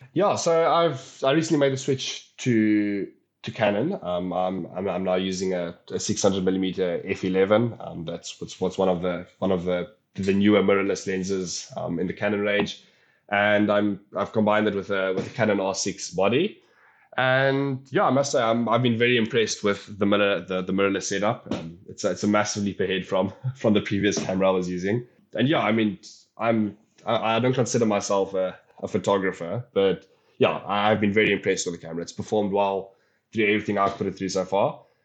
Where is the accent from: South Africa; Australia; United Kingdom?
South Africa; Polokwane, Limpopo; moved away as an adult; now in Western Cape, South Africa; coming from the Limpopo province, but I've decided to take a bird that I've grown up with, a bird that I've seen, obviously, on a, on a regular basis growing up in Polokwane